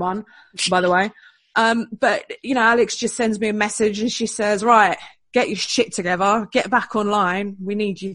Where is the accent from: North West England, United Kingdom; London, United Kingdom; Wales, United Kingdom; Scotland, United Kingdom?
London, United Kingdom; I was born in West London